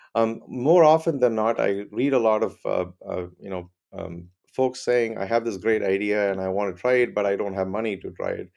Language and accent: English; Chennai, Tamil Nadu, India; moved away as an adult; also born or lived in Clemson, South Carolina, United States; I grew up in Chennai, India